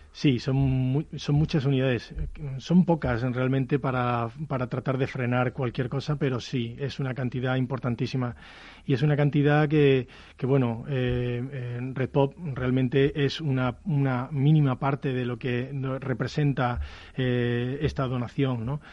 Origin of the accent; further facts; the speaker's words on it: Spain; nosotros como muchos españoles